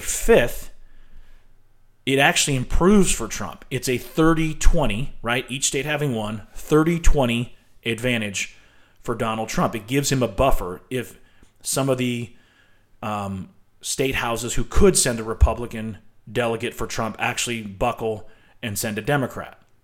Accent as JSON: {"language": "English", "country": "United States", "said": "If there was a way I could rescind my citizenship and not have to leave the country, I probably would consider it. I am not proud of being an American right now"}